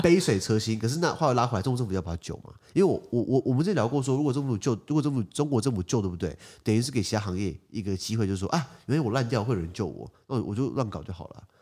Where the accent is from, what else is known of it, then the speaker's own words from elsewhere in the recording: Taiwan; 我们台湾人算蛮客气的嘛